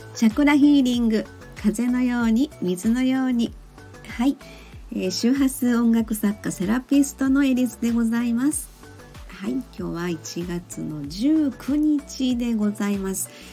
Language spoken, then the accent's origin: Japanese; Kansai, Japan; accent: Kansai-ben; now in Nagoya, Japan; 普通に自分の関西弁炸裂みたいな感じで、あの、関西のおばちゃんスタイルでやっとりますけれどもね